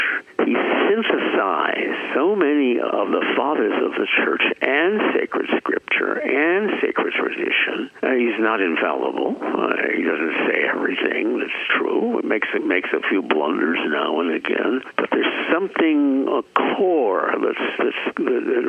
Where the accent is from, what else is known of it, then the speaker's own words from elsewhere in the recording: San Francisco, California, United States; Born and raised in San Francisco, city by the Golden Gate.